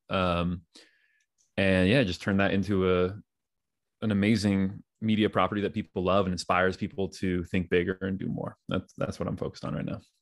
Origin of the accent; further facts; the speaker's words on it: Danville, California, United States; my homies that I grew up with in Danville, California